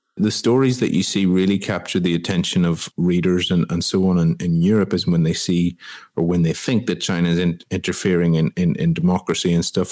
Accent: Ireland; my home country of Ireland

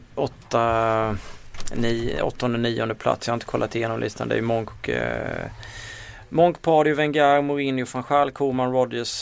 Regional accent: Småland, Sweden; accent: Småländska; min småländska dialekt

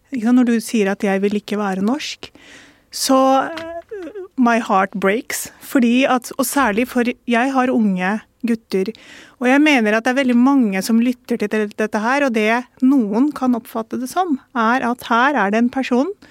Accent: Norway; barn av innvandrere, første kullet som eh, ble født i Norge

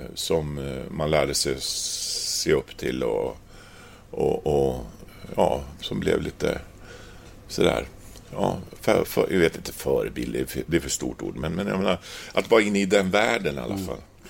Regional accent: Östersund, Jämtland, Sweden; moved away as an adult; now in Gävle, Sweden; jag är från Östersund, uh, liten småstad

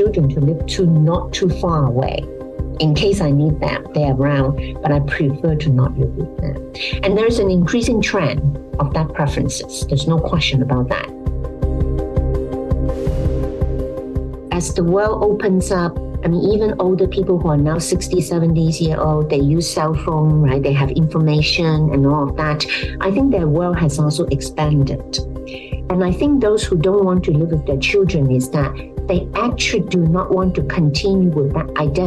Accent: Hong Kong; I come from Hong Kong

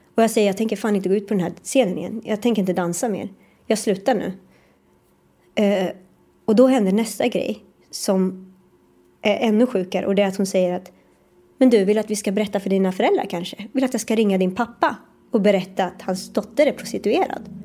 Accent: Sweden; also born or lived in New York; det här var ju ändå i mitt hemland

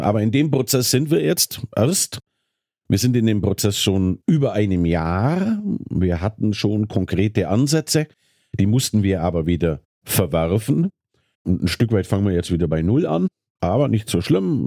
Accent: Bavaria, Germany; moved away as an adult; Ich komme ja aus Bayern.

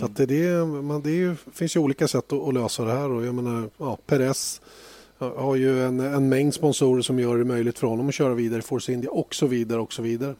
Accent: Sweden; som svensk

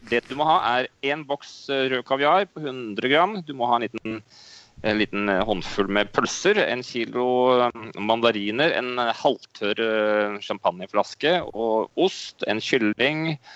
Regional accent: Norway; moved away as an adult; now in Moscow, Russia; hjemme i Norge

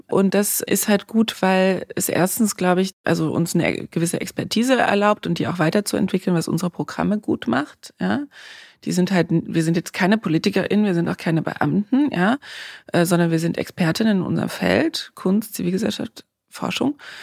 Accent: East Germany, Germany; moved away as an adult; also born or lived in South Korea / Congo / Johannesburg; Ich komme auch aus Ostdeutschland

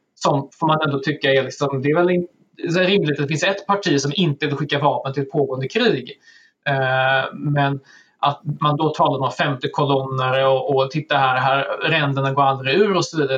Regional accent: Sweden; som, som svensk

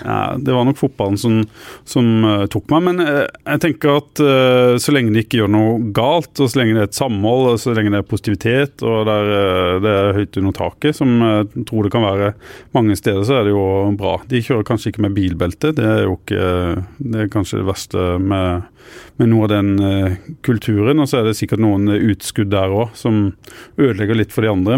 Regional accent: Arendal, Agder, Norway; Jeg kommer jo fra Arendal

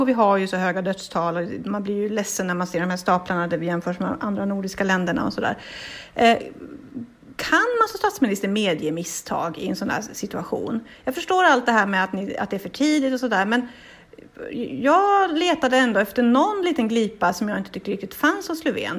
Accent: Boden, Norrbotten County, Sweden; jag kommer från Boden och i Boden på sommaren så lever vi helt på norska turister

